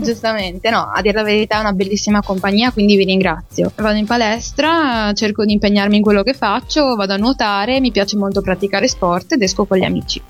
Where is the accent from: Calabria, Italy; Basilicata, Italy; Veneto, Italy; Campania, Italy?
Veneto, Italy; San Donato di Piave; moved away as an adult; now in Bologna, Italy; Io sono di San Donato di Piave, in provincia di Venezia.